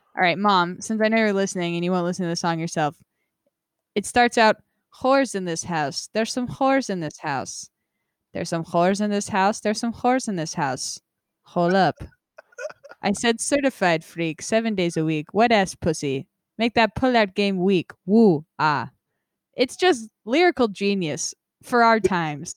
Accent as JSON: {"language": "English", "region": "Nevada", "country": "United States", "also_born_or_lived": "Vermont", "moved": "yes", "lives_now": "San Diego, United States", "said": "I am from Nevada"}